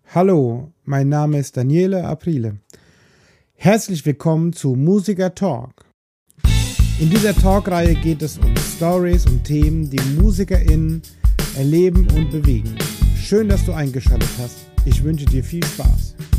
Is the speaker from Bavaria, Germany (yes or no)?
yes; Lower Franconia, Bavaria, Germany; accent: rolling R; ich komme aus Unterfranken äh, habe ein rollendes R